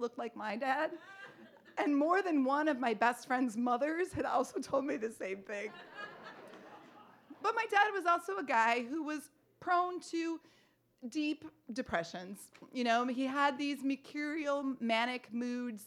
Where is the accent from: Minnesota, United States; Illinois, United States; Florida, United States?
Minnesota, United States; Duluth; moved away as an adult; also born or lived in Chicago; my father still lived in my hometown, Duluth, Minnesota